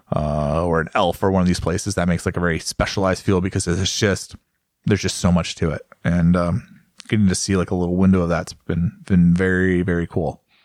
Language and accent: English; United States; As an American